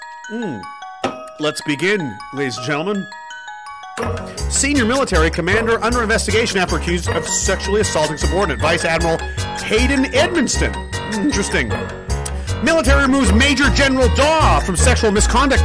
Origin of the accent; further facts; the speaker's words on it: Canada; As a Canadian man and fucking veteran